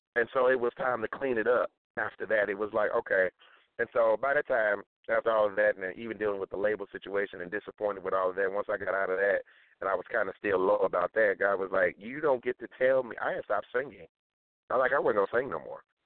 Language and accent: English; St. Louis, Missouri, United States; I'm from St. Louis, Missouri